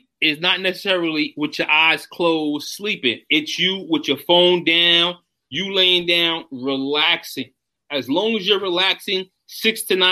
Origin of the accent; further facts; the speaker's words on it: New York City, New York, United States; I'm from Brooklyn